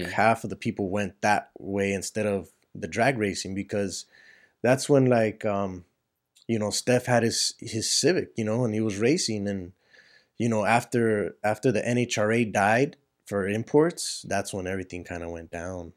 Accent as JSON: {"language": "English", "town": "Los Angeles", "region": "California", "country": "United States", "tie": "born or raised there", "said": "I kinda grew up over there in East L"}